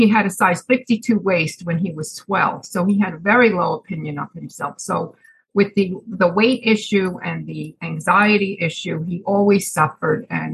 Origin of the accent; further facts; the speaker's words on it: Chatham, New Jersey, United States; moved away as an adult; now in Pennsylvania, United States; I'm originally from Chatham, New Jersey. I moved up to Pennsylvania recently